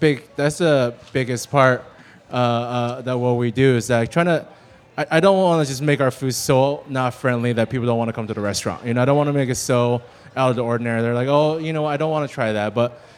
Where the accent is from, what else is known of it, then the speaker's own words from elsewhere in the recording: China; I remember growing up in China and during, especially New Year's, Lunar New Year, that we would sit around a table, my grandma would roll the dough, and then the rest of us would sit around and just make dumplings.